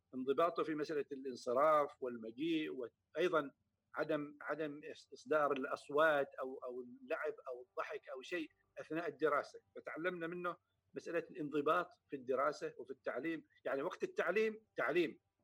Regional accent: Samail, Ad Dakhiliyah, Oman; moved away as an adult; also born or lived in Muscat, Oman; انا في الحقيقه ولدت في مسقط وليس في سمايل ولكن النشأة والتربية فعلا في سمايل

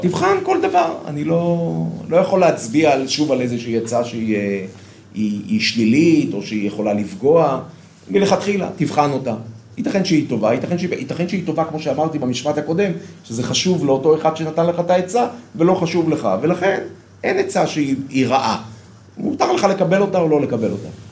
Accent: Bnei Brak, Tel Aviv District, Israel; moved away as an adult; now in Modi'in, Israel; אני גדלתי בציבור הדתי, אה, לאומי, בבני ברק של פעם

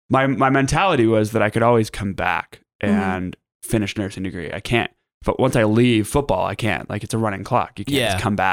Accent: Billings, Montana, United States; born or raised there; also born or lived in Anchorage, Alaska / Hawaii

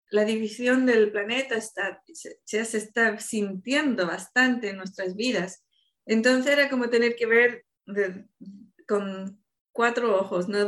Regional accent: Chile; born there; also born or lived in Argentina / Madrid, Spain / Seville, Spain; estuve viviendo en Chile, donde yo nací, viví en Argentina y también viví en España.

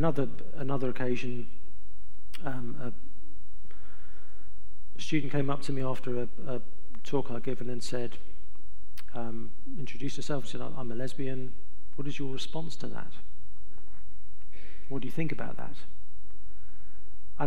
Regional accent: England, United Kingdom; I'm from England, so I'm used to cold and wet.

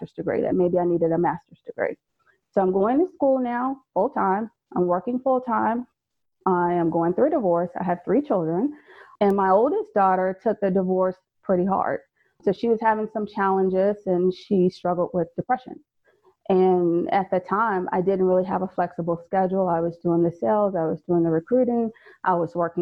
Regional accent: Fayetteville, North Carolina, United States; moved away as an adult; also born or lived in Maryland; I'm originally from Fayetteville, North Carolina

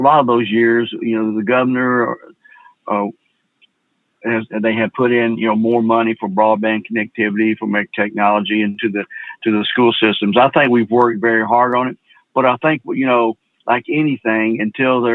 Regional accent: Memphis, Tennessee, United States; I'm from Memphis, an urban city. And of course, we have broadband connectivity here

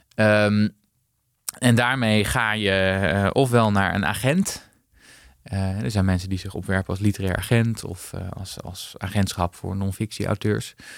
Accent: Haarlem, North Holland, Netherlands; also born or lived in Amsterdam; Ik ben in Amsterdam eh, geboren, maar op mijn vierde naar, naar Haarlem vertrokken.

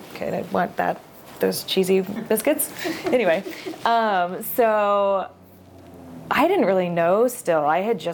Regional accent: Oklahoma, United States; moved away as an adult; also born or lived in Willamette Valley, Oregon; now in Portland, United States; I'm from Oklahoma.

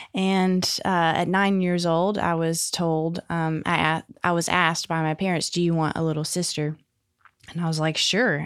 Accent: Jonesboro, Arkansas, United States; also born or lived in Little Rock; I was born in Little Rock, but at three years old, we moved to Jonesboro, and I was there until I was sixteen. So Jonesboro's where I grew up

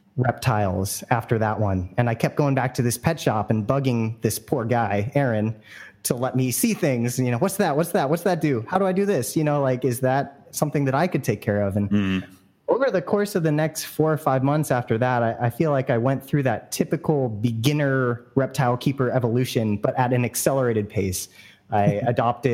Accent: San Francisco Bay Area, California, United States; born or raised there

